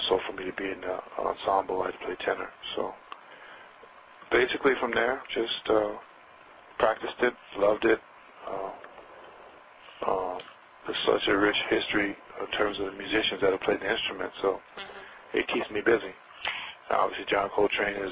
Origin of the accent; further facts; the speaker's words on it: Denver, Colorado, United States; also born or lived in Missouri; I was born in Missouri, but I grew up in Denver, Colorado